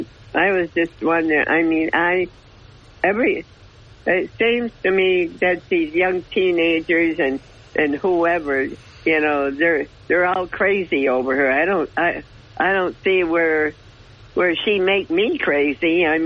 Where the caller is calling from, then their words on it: Dickinson, New York, United States; from the town of Dickinson.